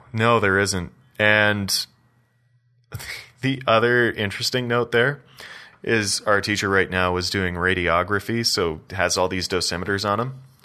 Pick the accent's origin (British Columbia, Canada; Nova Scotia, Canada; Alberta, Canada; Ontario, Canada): Ontario, Canada; Belleville; now in Calgary, Canada; I'm from Eastern Ontario